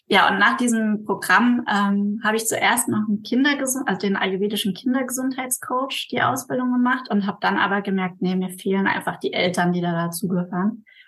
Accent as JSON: {"language": "German", "town": "Mainz", "region": "Rhineland-Palatinate", "country": "Germany", "said": "ich komme aus Mainz, also aus Deutschland"}